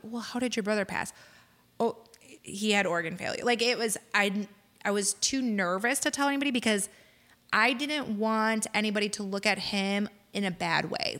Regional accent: Lansing, Illinois, United States; moved away as an adult; now in Crown Point, United States; my husband and I actually both grew up in Lansing.

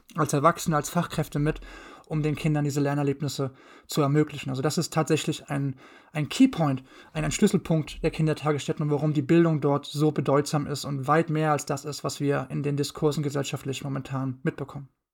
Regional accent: Mainz, Rhineland-Palatinate, Germany; bin gebürtiger Mainzer, komme aus dem wunderschönen Rheinland-Pfalz

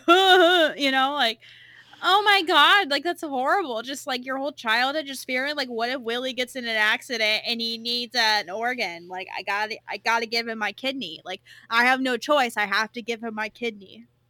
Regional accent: California, United States; accent: California; my California accent

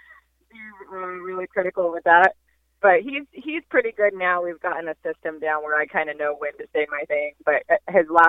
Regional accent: Northern California, United States; moved away as an adult; now in Southern California, United States; I am from Northern California originally.

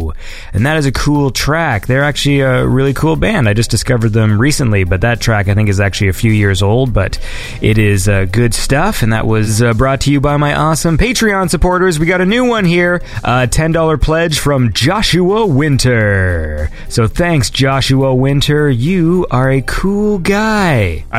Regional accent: Canada; I'm Canadian

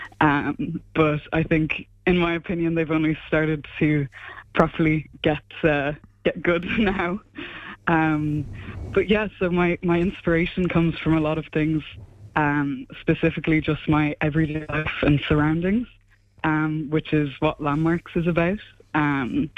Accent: Ennis, County Clare, Ireland; moved away as an adult; now in Groningen, Netherlands; I'm from Ennis, I'm from Clare

